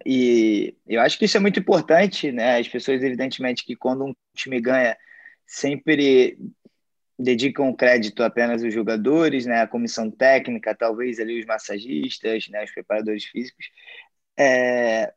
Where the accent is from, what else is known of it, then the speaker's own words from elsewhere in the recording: Brazil; now in United States; nós, como brasileiros